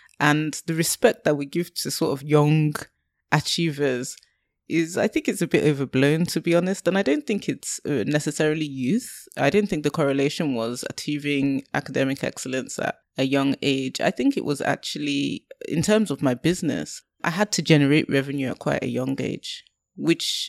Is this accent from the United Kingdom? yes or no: yes; Lowestoft, East of England, United Kingdom; moved away; I'm from Lowestoft. I grew up in Lowestoft.